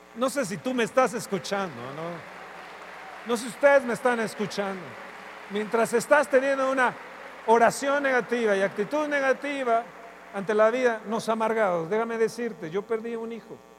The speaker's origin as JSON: {"language": "Spanish", "country": "Mexico", "said": "nosotros como mexicanos"}